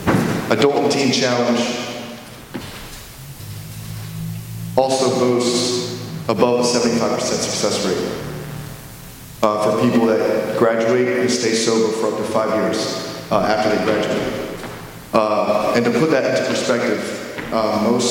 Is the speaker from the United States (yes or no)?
yes; the South, United States; moved away; I am from the South